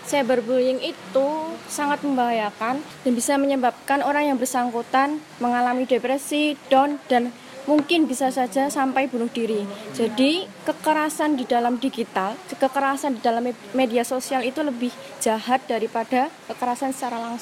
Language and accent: Indonesian; Surakarta, Central Java, Indonesia; dari Solo.